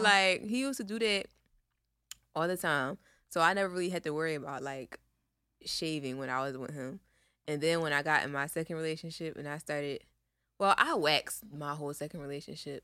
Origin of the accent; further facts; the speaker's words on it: Philadelphia, Pennsylvania, United States; we are from Philly